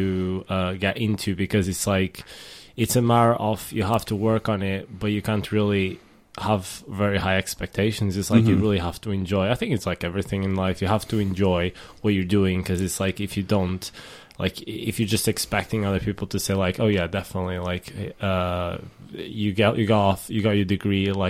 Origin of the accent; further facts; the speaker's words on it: Portugal; moved away as an adult; now in United Kingdom; I come from Portugal